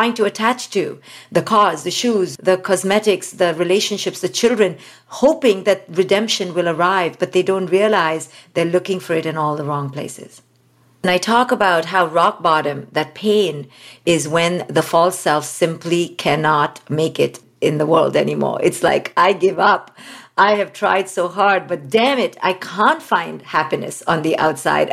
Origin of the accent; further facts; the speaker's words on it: India; moved away; especially as an Indian woman. I was raised in India